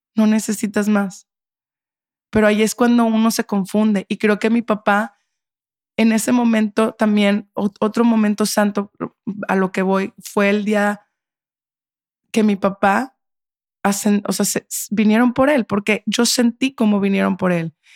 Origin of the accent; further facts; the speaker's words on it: Monterrey, Nuevo León, Mexico; moved away; yo soy de Monterrey